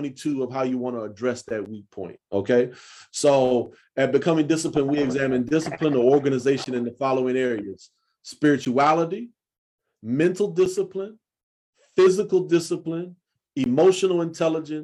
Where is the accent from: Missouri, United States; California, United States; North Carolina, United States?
North Carolina, United States; I'm from North Carolina and I'm 48 years old.